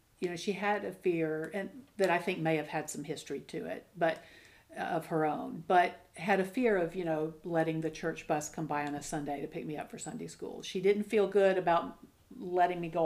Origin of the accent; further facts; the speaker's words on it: Alabama, United States; I grew up in Alabama